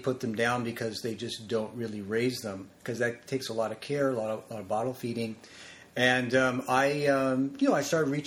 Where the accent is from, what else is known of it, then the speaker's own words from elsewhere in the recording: Los Angeles, California, United States; I grew up in Tarzana and also in the San Fernando Valley, different parts of the valley